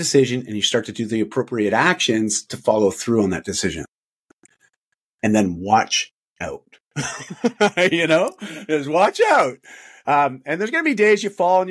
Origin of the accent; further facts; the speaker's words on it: Canada; I'm Canadian